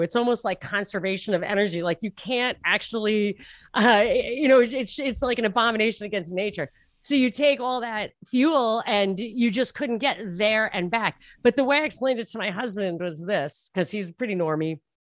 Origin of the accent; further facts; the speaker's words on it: New York, United States; moved away; I'm from New York, and I lived right near the Trump International